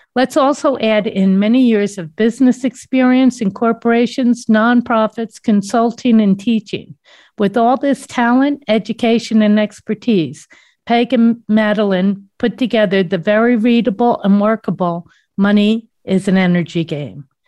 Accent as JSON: {"language": "English", "region": "East Coast", "country": "United States", "said": "I'm from the East Coast, if nobody didn't know what that accent was"}